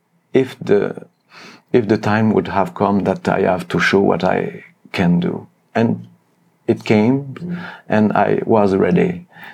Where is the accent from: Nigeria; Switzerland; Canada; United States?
Canada; Montreal, Quebec; moved away as an adult; also born or lived in France / Germany; now in Cologne, Germany; I played in conservatoire in Montreal many years.